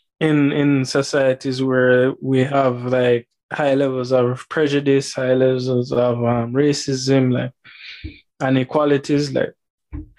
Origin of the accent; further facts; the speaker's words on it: Jamaica; I'm a Black male from Jamaica